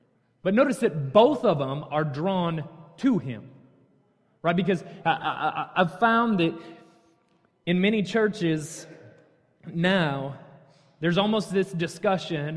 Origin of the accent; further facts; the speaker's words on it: North County, Hazelwood, Missouri, United States; moved away as an adult; now in Texas, United States; Born and raised in North County, went to the best Hazelwood school, which of course is Hazelwood East